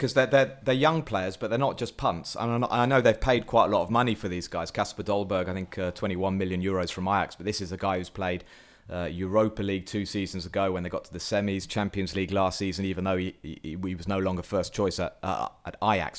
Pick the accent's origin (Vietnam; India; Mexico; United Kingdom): United Kingdom; England; as an Englishman